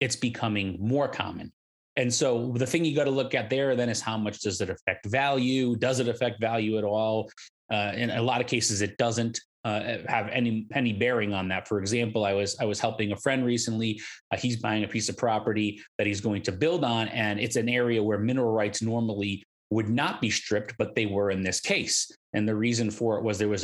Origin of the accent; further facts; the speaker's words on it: Connecticut, United States; now in North Carolina, United States; I'm from the Northeast. I'm from Connecticut, a state that goes back 400 years